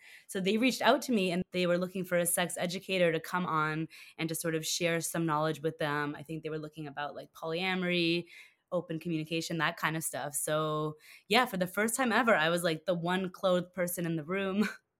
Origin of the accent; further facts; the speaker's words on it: Toronto, Ontario, Canada; now in New York, United States; I was born in Toronto. Yeah, born and raised.